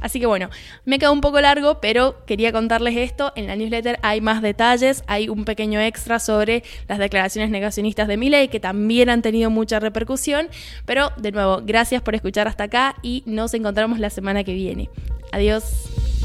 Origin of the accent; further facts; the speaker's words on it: Argentina; el debate presidencial que hemos tenido acá en mi país